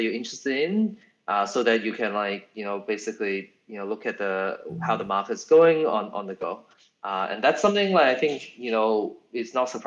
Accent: Australia; we are all from Australia

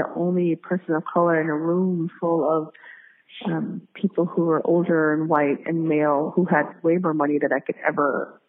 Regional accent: Philippines; I'm native Filipino, I'm Iguro. And Iguros in the Philippines face a lot of discrimination and ostracization.

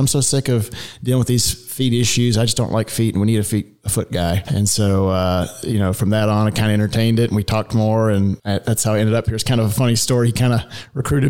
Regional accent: Denham Springs, Louisiana, United States; moved away as an adult; also born or lived in Cleveland, Ohio; now in Dallas, United States; I grew up in Louisiana, and I was born and raised in a town right outside of Baton Rouge called Denham Springs, a small town

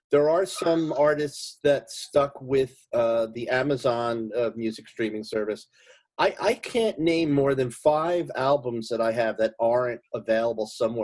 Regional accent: Oakland, New Jersey, United States; I grew up in Oakland

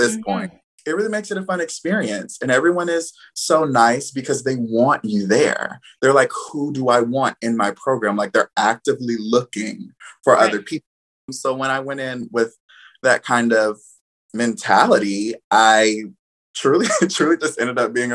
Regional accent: Atlanta, Georgia, United States; moved away as an adult; Currently, I am in Atlanta, my hometown

